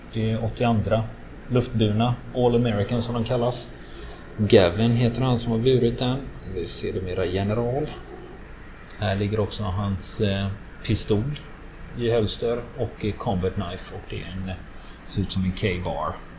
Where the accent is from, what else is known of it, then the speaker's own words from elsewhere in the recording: Sweden; som svensk